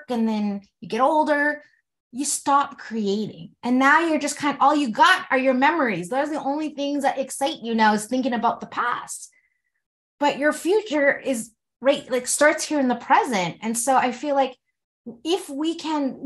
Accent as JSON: {"language": "English", "country": "Canada", "tie": "born or raised there", "said": "my mom came to Canada 2 years before I was born"}